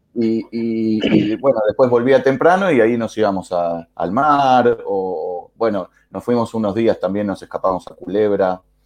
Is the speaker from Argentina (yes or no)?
yes; Argentina; como lo dice mi acento también, que es muy fácil, igual que el tuyo, de adivinar, soy de Argentina.